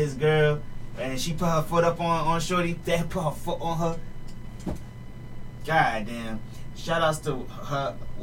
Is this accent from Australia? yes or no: no; Jamaica; I'm Jamaican